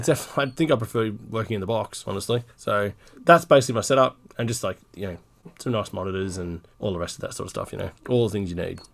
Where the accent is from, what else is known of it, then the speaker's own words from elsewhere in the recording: Newcastle, New South Wales, Australia; I'm from Newcastle, Australia, which is on the East Coast